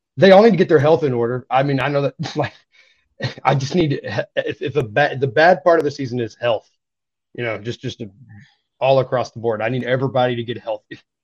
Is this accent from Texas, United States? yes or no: no; East Tennessee, United States; I grew up in East Tennessee